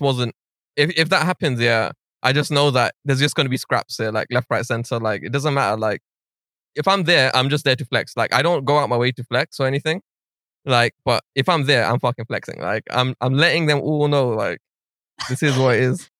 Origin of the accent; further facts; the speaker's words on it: London, United Kingdom; I'm from North West London, like Stonebridge. So I went to Alpen